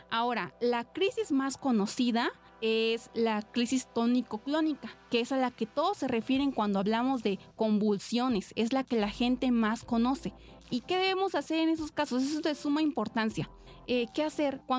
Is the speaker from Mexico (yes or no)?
yes; Oaxaca, Mexico; now in Poza Rica, Mexico; tengo 23 años, soy originaria de Oaxaca y actualmente estudio en la Universidad Veracruzana, en la facultad que se encuentra en Poza Rica, Tuxpan